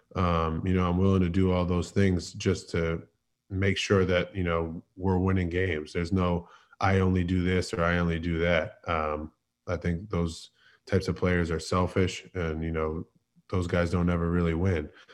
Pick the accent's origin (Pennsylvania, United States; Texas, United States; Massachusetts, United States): Massachusetts, United States; Boston; moved away as an adult; now in Philadelphia, United States; I was born and raised in Boston